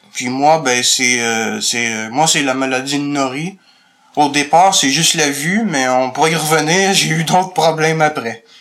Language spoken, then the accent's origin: French; Montreal, Quebec, Canada; je suis né à Montréal